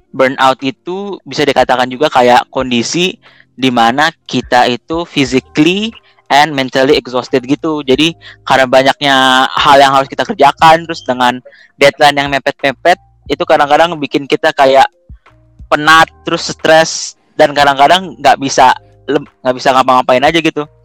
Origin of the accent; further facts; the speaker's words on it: Jakarta, Indonesia; Perkenalkan semua … dan gue berasal dari Jakarta.